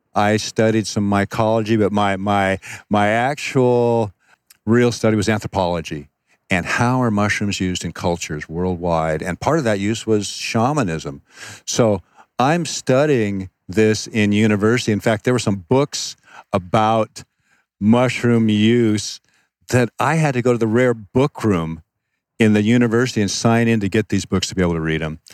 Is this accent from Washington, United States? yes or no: yes; Seattle, Washington, United States; moved away; also born or lived in Phoenix, Arizona; I, I, was raised in Seattle, but at one point we moved to Phoenix, Arizona.